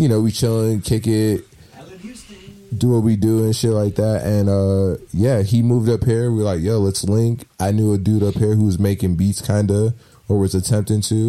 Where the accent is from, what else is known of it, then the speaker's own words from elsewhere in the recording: New York City, New York, United States; I'm from Queens